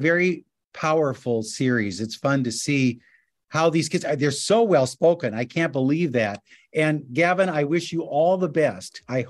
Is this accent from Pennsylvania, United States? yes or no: no; Sioux City, Iowa, United States; I'm from Sioux City, Iowa.